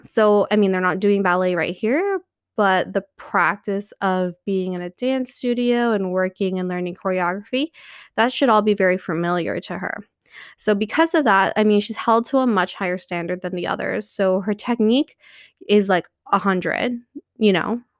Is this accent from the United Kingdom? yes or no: no; Canada; I'm Canadian